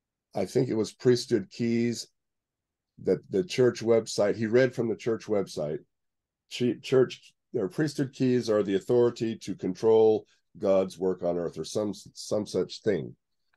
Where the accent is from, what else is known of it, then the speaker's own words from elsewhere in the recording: the West, United States; I say out here because I'm from the West, but anyway.